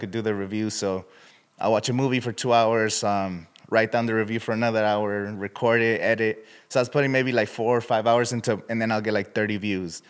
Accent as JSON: {"language": "English", "town": "Indio", "region": "California", "country": "United States", "said": "I'm from Indio, California."}